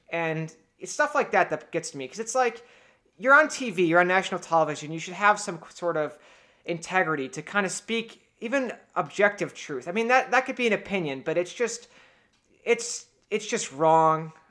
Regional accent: Cleveland, Ohio, United States; born there; now in Buffalo, United States; because I was born in Cleveland

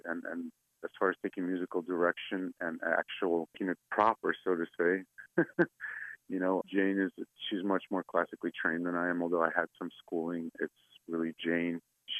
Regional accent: Saint Petersburg, Russia; English is a second language; now in United States; We're both from the Eastern Bloc. I myself originally from St. Petersburg, Russia, but I spent most of my life here in the States.

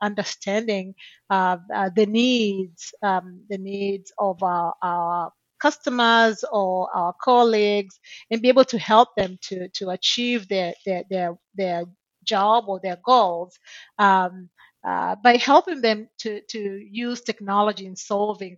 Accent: Tanzania; moved away as an adult; now in United States; I'm originally from Tanzania, and when I graduated from high school in Tanzania

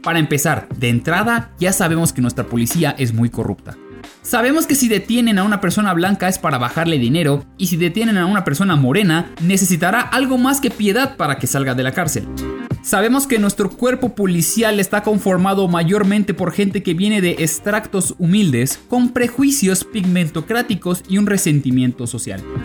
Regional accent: Yucatán, Mexico; soy un mestizo de Yucatán

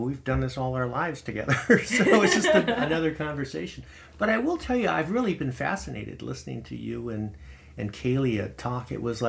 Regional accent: Phoenix, Arizona, United States; first language English; Well, I'm from Phoenix. I was born and raised in Phoenix. My father was born and raised in Phoenix. His father came to Phoenix from China in 1915.

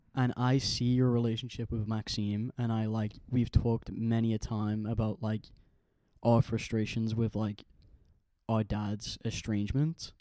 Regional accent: Ireland; also born or lived in Manchester, England; now in Liverpool, United Kingdom; I was born in Ireland, grew up in Ireland, and when my parents split, my mom got custody of me and I came to England with her.

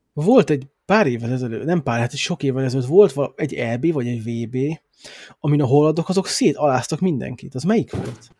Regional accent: Hungary; now in England; a Magyarországon éltem, meg magyar vagyok

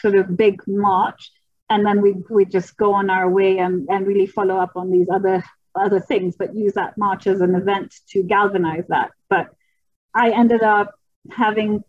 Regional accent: Kenya; in Kenya, which is my home country

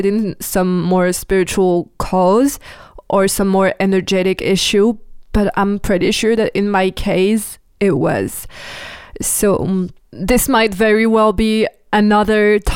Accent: France; English is a second language; I'm French, I'm not American, so and I sometimes have the pronunciation wrong

